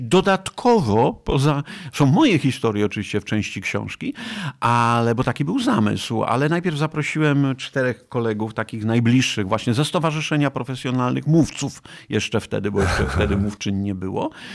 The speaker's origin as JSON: {"language": "Polish", "town": "Nowa Dęba", "region": "Subcarpathian Voivodeship", "country": "Poland", "tie": "born or raised there", "also_born_or_lived": "Kraków", "moved": "yes", "said": "jestem z Puszczy Sandomierskiej, taki lasowiak, Nowa Dęba, gdzieś tam między Sandomierzem a Kolbuszową e, w Nowej Dębie E, się, wychowałem, ale czuję się Krakusem"}